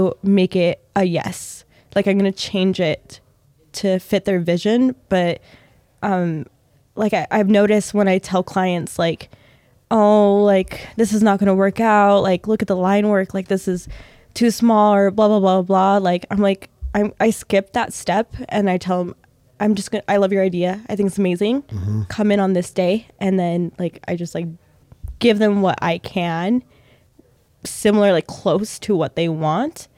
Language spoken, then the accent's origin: English; Logan, Utah, United States; now in Ogden, United States; I'm originally from Logan, Utah, okay. and when I lived in Logan